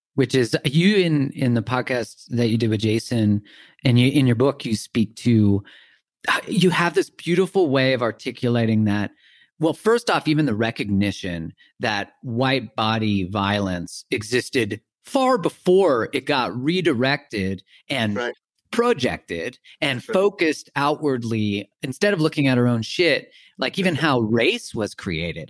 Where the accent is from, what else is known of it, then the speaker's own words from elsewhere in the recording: Canada; I grew up in Canada